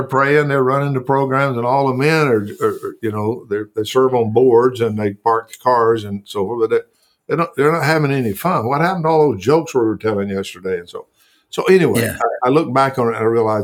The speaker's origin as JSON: {"language": "English", "region": "the South", "country": "United States", "tie": "born or raised there", "said": "growing up in the South and going to a little church, and growing up on a farm/ranch"}